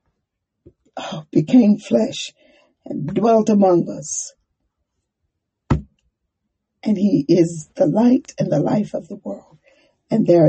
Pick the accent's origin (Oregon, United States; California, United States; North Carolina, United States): North Carolina, United States; Durham; also born or lived in Monroe; I was born in Monroe, but I grew up in Durham